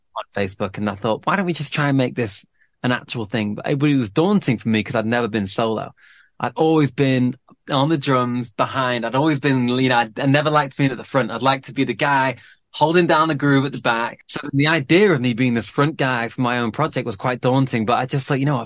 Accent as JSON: {"language": "English", "town": "Manchester", "region": "North West England", "country": "United Kingdom", "tie": "born or raised there", "said": "growing up in Manchester"}